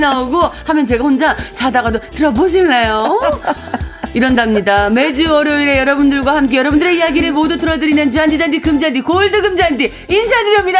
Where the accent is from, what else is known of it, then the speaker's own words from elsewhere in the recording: Gangwon, South Korea; accent: mix of Gangwon and Gyeongsang; 나름 강원도가 고향이거든요. 그래서 강원도하고 막 뭐 섞여 나와요